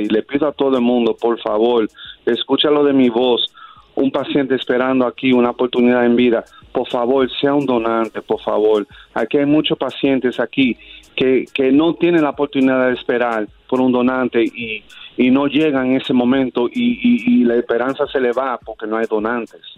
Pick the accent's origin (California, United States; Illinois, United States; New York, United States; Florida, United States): New York, United States; New York City; soy dominicano, soy un nativo de la ciudad de Nueva York